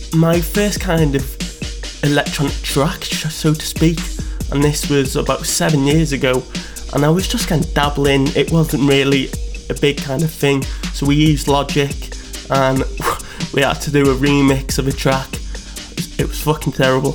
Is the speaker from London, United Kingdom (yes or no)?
no; North Wales, United Kingdom; moved away as an adult; now in Leeds, United Kingdom; I live in Leeds. Um, I'm from North Wales originally, but I came here for university